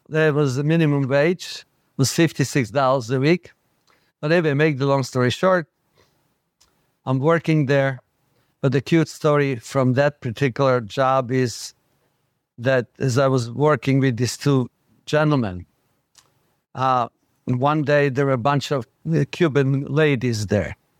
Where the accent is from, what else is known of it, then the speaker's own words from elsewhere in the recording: Bratislava, Bratislava Region, Slovakia; English is a second language; moved away as an adult; now in New York, United States; growing up in Bratislava